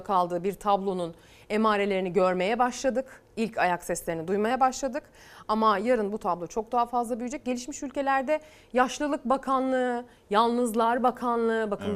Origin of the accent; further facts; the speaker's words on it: Çamaş, Ordu, Turkey; moved away; Memleketim Ordu'ya, Çamaş'a